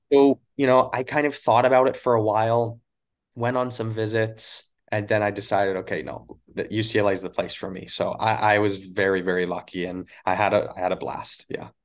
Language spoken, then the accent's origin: English; Crossfield, Alberta, Canada; born or raised there; moved away as an adult; also born or lived in Yellowknife, Northwest Territories; now in Los Angeles, United States